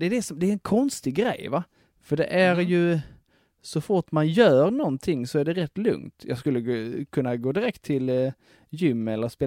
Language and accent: Swedish; Sweden; Jag är, jag är svensk, jag är säkert.